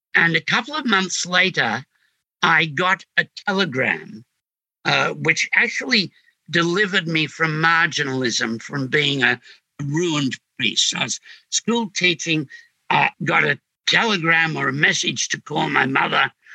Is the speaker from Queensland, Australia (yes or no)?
no; Sydney, New South Wales, Australia; I came from Homebush, which made up in boredom for what Glebe supplied in squalor.